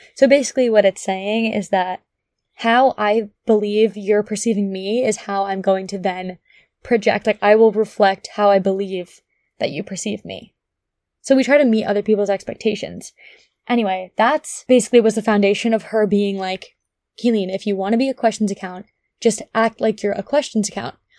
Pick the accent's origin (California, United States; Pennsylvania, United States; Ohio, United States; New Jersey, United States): New Jersey, United States; Ridgewood; moved away as an adult; also born or lived in Connecticut / Nashville, Tennessee; I grew up in Ridgewood, New Jersey